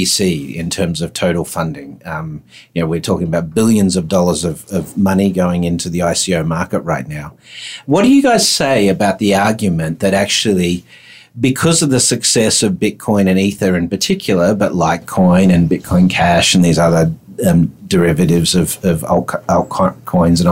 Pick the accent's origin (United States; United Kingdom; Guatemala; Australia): Australia; accent: Aussie; it's my Aussie accent.